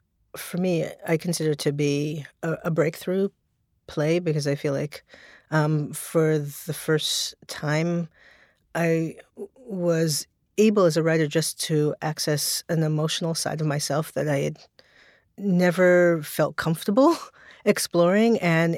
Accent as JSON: {"language": "English", "town": "Brooklyn", "region": "New York", "country": "United States", "tie": "born or raised there", "said": "Well, I grew up in Borm Hill in Brooklyn, in a neighborhood, which I always describe as the neighborhood that people pass through to get to other neighborhoods."}